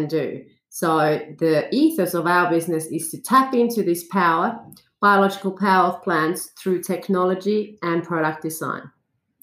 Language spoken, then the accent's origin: English; Finland; also born or lived in London; now in Australia; I am from Finland and my family lives in Europe